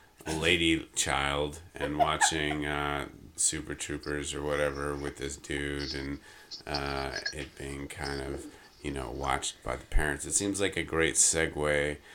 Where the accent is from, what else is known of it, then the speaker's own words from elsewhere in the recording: Texas, United States; I grew up in Texas, where we